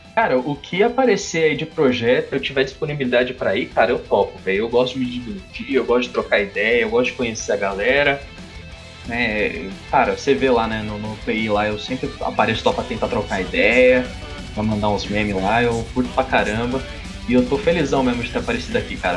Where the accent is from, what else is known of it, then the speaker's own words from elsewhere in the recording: São Paulo, Brazil; also born or lived in Osasco; Eu nasci no Rio Pequeno, velho. Do lado, do lado de Osasco